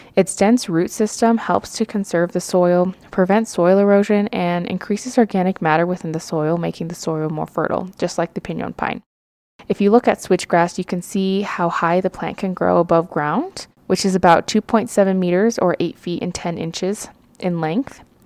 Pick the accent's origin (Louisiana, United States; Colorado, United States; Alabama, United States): Colorado, United States; I am from Colorado